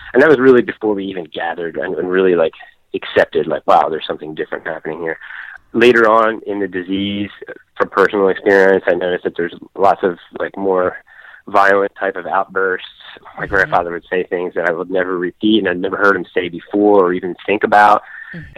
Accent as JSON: {"language": "English", "town": "Philadelphia", "region": "Pennsylvania", "country": "United States", "tie": "born or raised there", "also_born_or_lived": "South Jersey", "moved": "as an adult", "said": "I did grow up in the Philadelphia area. I was born in Philadelphia."}